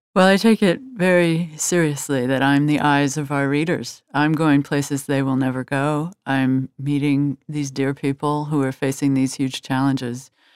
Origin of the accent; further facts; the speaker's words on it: Washington, District of Columbia, United States; I grew up in Washington, D C, which was a, a, a town that was always looking out at the world.